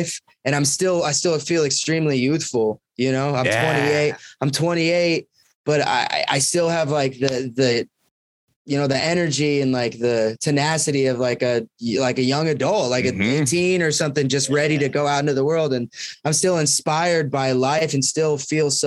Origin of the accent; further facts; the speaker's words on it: Clark Fork, Idaho, United States; moved away as an adult; also born or lived in Montana; we grew up in North Idaho